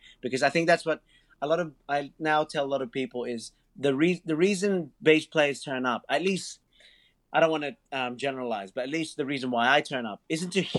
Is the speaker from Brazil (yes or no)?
no; Blacktown, New South Wales, Australia; I'm from Blacktown. I'm from Blacktown. Westies forever.